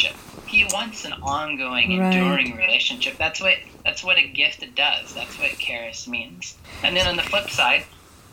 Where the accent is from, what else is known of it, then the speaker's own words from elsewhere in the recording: United States; moved away; I grew up in America